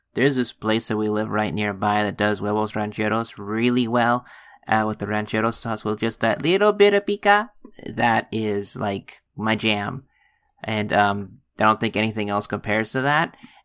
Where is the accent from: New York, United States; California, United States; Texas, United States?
Texas, United States; born there; Locke and I are both, Mexican-American, but we're born in Texas, so we kind of, like, have, like, a little bit of both of those in our accent sometime.